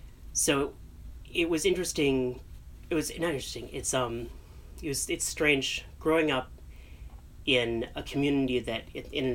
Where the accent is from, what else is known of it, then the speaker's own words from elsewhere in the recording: Chicago, Illinois, United States; I grew up in North Suburban Chicago